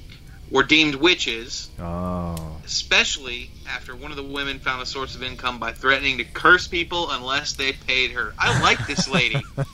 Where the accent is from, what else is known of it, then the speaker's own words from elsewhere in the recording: the South, United States; I'm from the South.